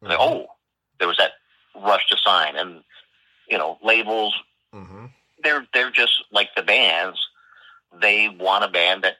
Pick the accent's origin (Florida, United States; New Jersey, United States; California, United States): California, United States; Stockton; So, you know, I'm from Stockton.